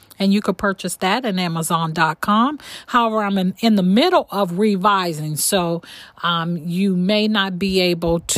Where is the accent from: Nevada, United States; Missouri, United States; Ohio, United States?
Ohio, United States; Warren; I am born and raised in Warren, Ohio.